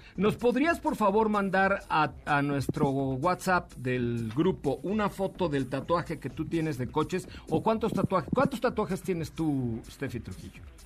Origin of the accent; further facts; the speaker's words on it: Yucatán, Mexico; yo soy yucateco